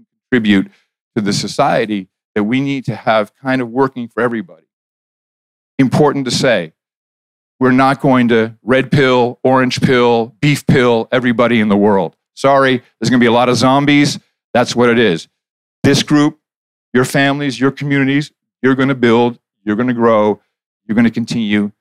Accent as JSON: {"language": "English", "country": "Netherlands", "tie": "born or raised there", "moved": "yes", "said": "I grew up in the Netherlands"}